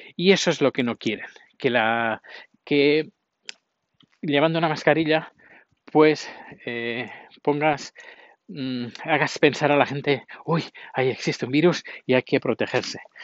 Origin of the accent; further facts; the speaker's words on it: Spain; moved away as an adult; now in Sweden; yo no soy del país donde he nacido, yo soy del país donde estoy viviendo. Ahora soy sueco, pero no quiere decir que a lo mejor dentro de un tiempo eh, vuelva a España